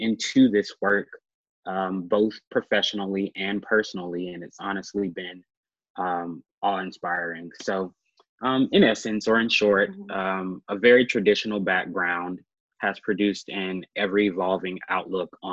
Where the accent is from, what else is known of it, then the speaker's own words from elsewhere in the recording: Birmingham, Alabama, United States; moved away as an adult; also born or lived in Auburn, Alabama / Washington, D.C.; now in Atlanta, United States; a native of Birmingham, Alabama.